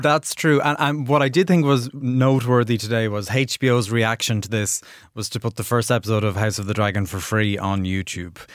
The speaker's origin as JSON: {"language": "English", "country": "Ireland", "accent": "Irish", "said": "in my Irish accent"}